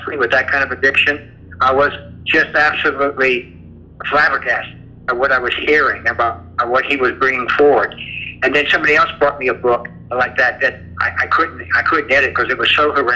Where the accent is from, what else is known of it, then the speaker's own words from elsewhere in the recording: the South, United States; I grew up in the South, and we didn't talk about these things.